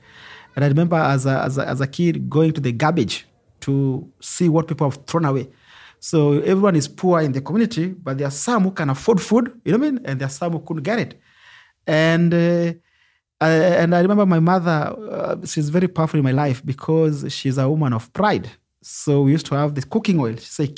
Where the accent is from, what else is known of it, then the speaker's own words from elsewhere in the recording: Nairobi, Kenya; I come from Kibera slum, which is one of the largest slums in Africa.